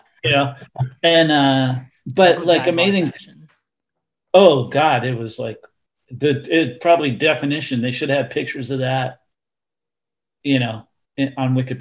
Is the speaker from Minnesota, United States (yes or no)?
yes; Minneapolis, Minnesota, United States; moved away; I was a … fan already and lived in Minneapolis